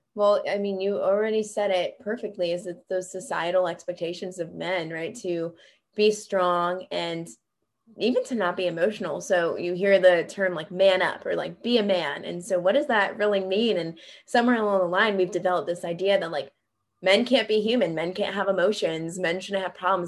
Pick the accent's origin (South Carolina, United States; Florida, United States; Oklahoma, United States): South Carolina, United States; Greenville; moved away; I'm from Greenville, South Carolina